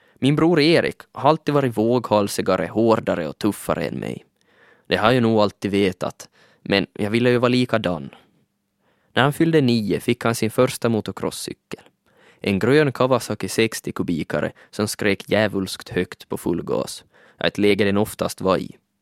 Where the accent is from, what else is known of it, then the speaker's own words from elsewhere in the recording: Vörå, Ostrobothnia, Finland; moved away as an adult; now in Helsinki, Finland; Jag kommer från Vörå. I en liten by vid namn Palvis tillbringade jag största delen av mina 20 första levnadsår.